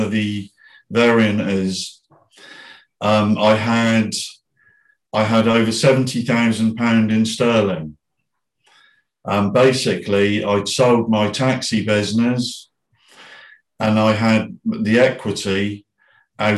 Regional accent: Bournemouth, South West England, United Kingdom; also born or lived in Philippines; my hometown in Bournemouth

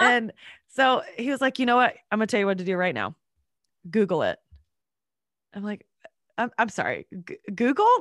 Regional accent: North Carolina, United States; also born or lived in Georgia; now in Atlanta, United States; I grew up in North Carolina and moved to Georgia

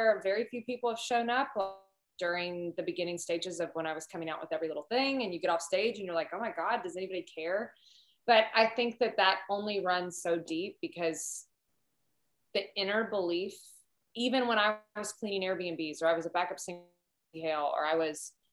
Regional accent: outside of Cincinnati, Kentucky, United States; I'm from Kentucky, but outside of Cincinnati

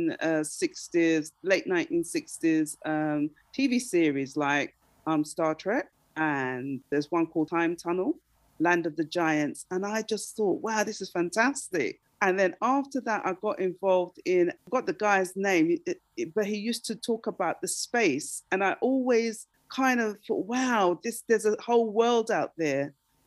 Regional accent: London, United Kingdom; also born or lived in Darlington / Islington / Stoke Newington / Tottenham; now in Nottingham, United Kingdom; I was born in Darlington, and that's in, it's the northeast of England. It's near to Scotland. And my parents moved down to London when I was three

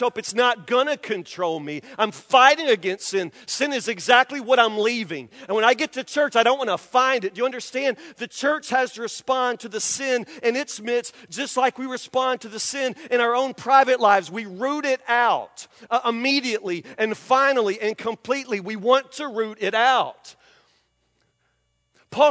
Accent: Franklin, United States; I grew up in Bar Baptist Mission in Franklin as a kid

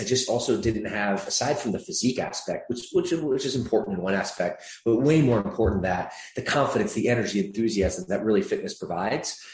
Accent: Michigan, United States; moved away as an adult; also born or lived in Atlanta, Georgia; now in Los Angeles, United States; I grew up there for the latter part of my childhood through adolescence into my, I guess, early adulthood.

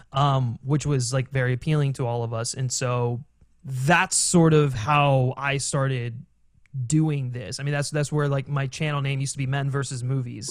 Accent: Maryland, United States; now in Los Angeles, United States; I'm actually from Maryland originally, so, um, I grew up around there

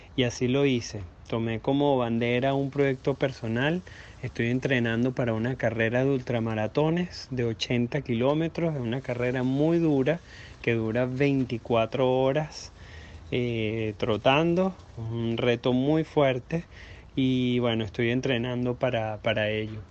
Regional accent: Venezuela; now in United States; soy venezolano, y me vine a Estados Unidos hace nueve años y medio

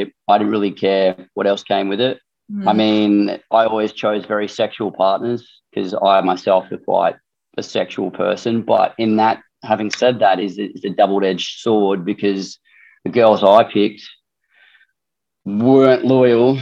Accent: Darwin, Northern Territory, Australia; I guess I'm from Darwin

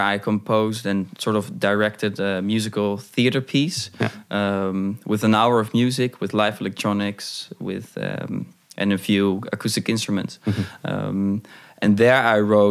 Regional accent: Hoorn, North Holland, Netherlands; I have one mentor from my hometown, Horen

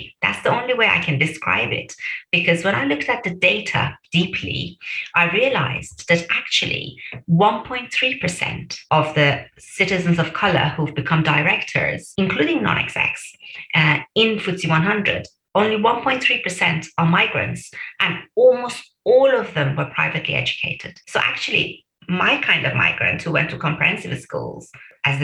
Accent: Birmingham, West Midlands, United Kingdom; I knew I'm a Brummie. I really felt like a Brummie. I still do.

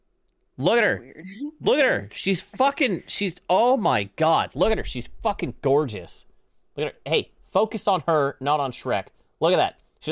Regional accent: Canada; I'm Canadian.

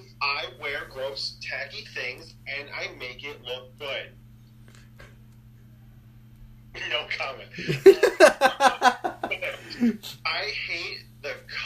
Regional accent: United Kingdom; An eggplant for us is called aubergine in the UK.

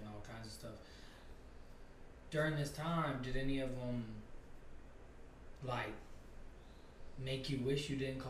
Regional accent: Chamblee, Georgia, United States; I lived in Shambly.

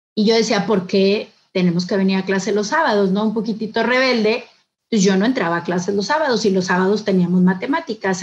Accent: Monterrey, Nuevo León, Mexico; soy de aquí de, Monterrey, Nuevo León. Em, nazco aquí porque mi papá em, era jugador de fútbol.

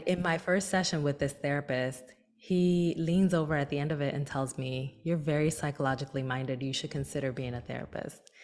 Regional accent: Newark, New Jersey, United States; my hometown of Newark, New Jersey

